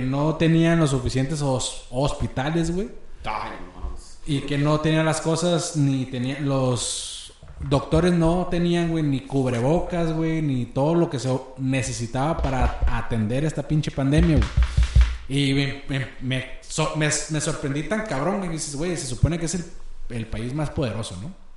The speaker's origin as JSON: {"language": "Spanish", "region": "Chihuahua", "country": "Mexico", "said": "yo soy de Chihuahua"}